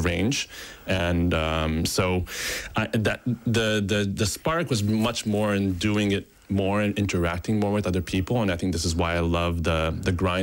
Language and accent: English; Japan; I was born in Japan